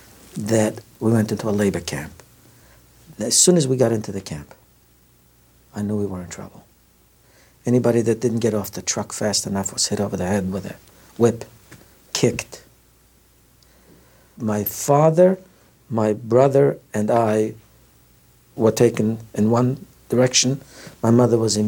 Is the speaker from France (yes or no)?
no; Tarnobrzeg, Subcarpathian Voivodeship, Poland; I was born in Poland in a town called Tarnobrzeg.